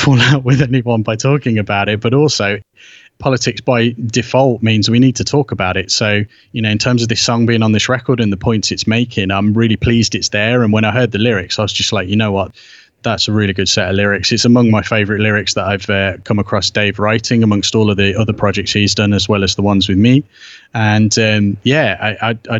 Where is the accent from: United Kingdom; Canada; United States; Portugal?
United Kingdom; being British and being the age that I am